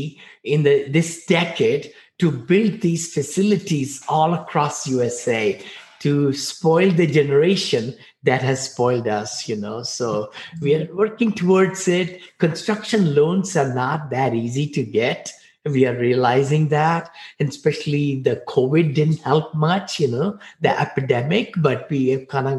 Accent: India; now in United States; I came from India, poor boy. I mean, you know, six siblings living in one bedroom apartment into land of opportunity

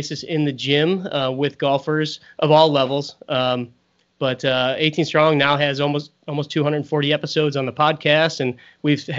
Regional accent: St. Louis, Missouri, United States; also born or lived in Kansas City; I was born and raised in St. Louis

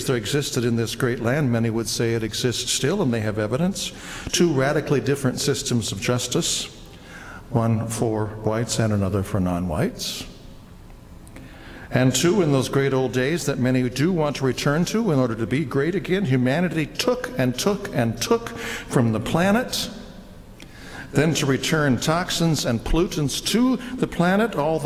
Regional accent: United States; an American who loves being an American

